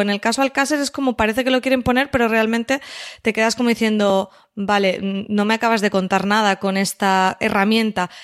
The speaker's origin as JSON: {"language": "Spanish", "region": "Valencian Community", "country": "Spain", "said": "siendo valencianos"}